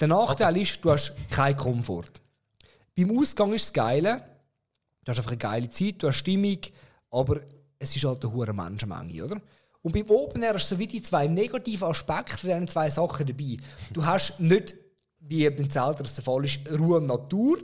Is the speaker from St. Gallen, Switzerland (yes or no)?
no; Zurich, Switzerland; als Zürcher